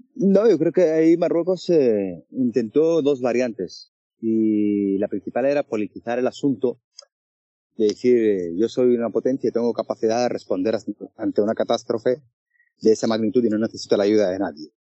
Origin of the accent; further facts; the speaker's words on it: Western Sahara; como periodista saharaui